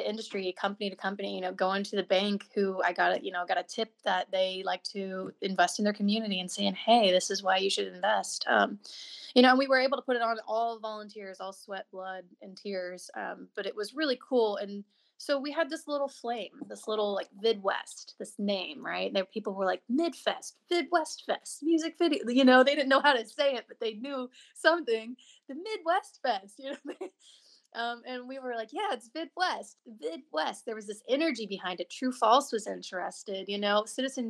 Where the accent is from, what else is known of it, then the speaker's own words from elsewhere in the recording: Colombia; I'm from Colombia, so I've been in this community a while.